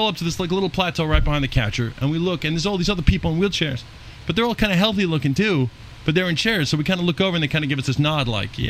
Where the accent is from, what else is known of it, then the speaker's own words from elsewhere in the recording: Long Island, New York, United States; where I grew up in Long Island